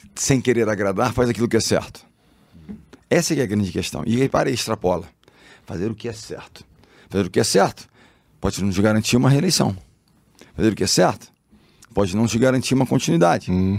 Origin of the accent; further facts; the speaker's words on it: Rio de Janeiro, Brazil; eu sou carioca, sou do Rio, amo o Rio, tô lá